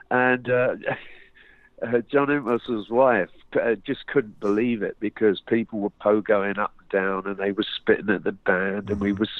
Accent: London, United Kingdom; Bobby, uh, Bobby and uh, Bob Suffolk and Bryn, the drummer, were all from South London, but I, I was from North.

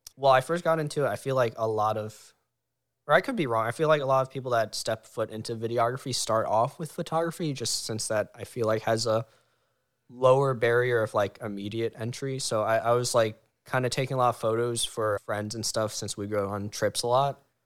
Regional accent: Howard County, Maryland, United States; we're all in Maryland ish, but I'm from the Howard County area, about like an hour

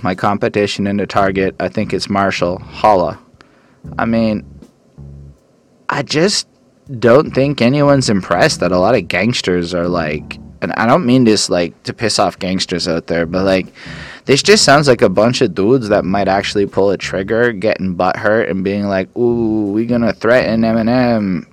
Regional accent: Canada; I'm a Canadian

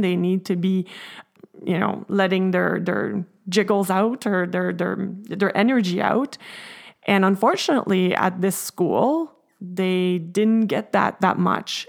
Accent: Canada; I'm French Canadian myself

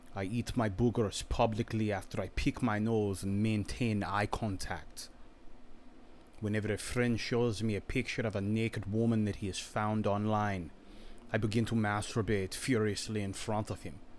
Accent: Virginia, United States; I'm from Virginia

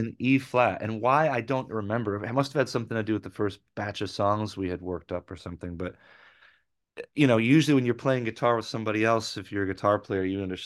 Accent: Rochester, New York, United States; moved away; I had been in a band back in my hometown in Rochester

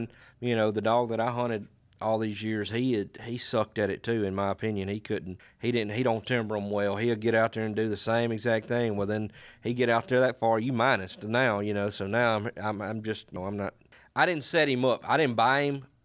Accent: Mississippi, United States; I'm from Mississippi, too. I'm about 2 hours north of Scott

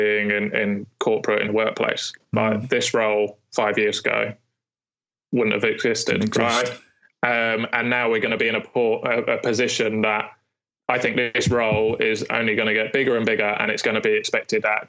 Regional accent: United Kingdom; especially as British

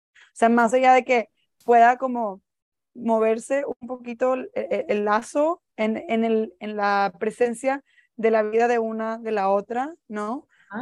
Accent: Monterrey, Nuevo León, Mexico; siempre que regreso a casa, yo también soy de Monterrey

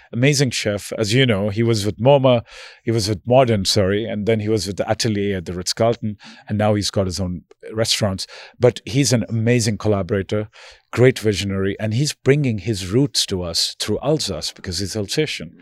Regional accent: India; now in New York, United States; I'm originally from India

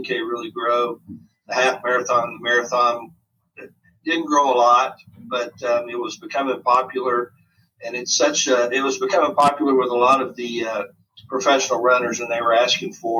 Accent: United States; being an American

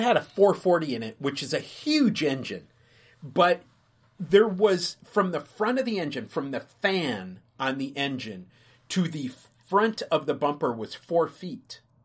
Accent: Minnesota, United States; I grew up in Minnesota

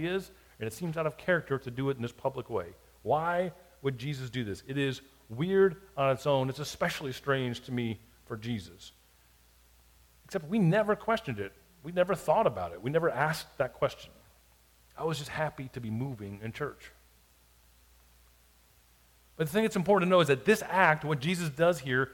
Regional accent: South Florida, United States; now in Hattiesburg, United States; I grew up in South Florida

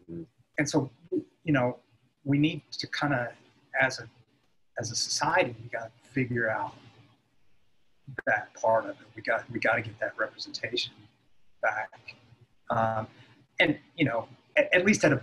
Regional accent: United States; being an American

